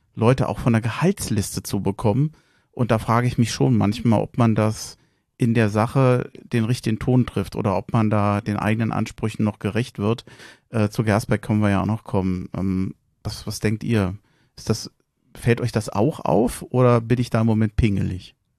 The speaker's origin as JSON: {"language": "German", "region": "Berlin", "country": "Germany", "tie": "born or raised there", "moved": "as an adult", "lives_now": "Hesse, Germany", "said": "In Schöneberg geboren, in Tempelhof aufgewachsen, wohne seit fast 30 Jahren in Hessen"}